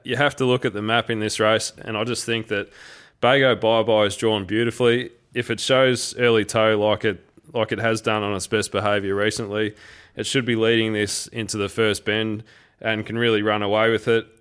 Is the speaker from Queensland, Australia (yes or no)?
no; Geelong, Victoria, Australia; I grew up in Geelong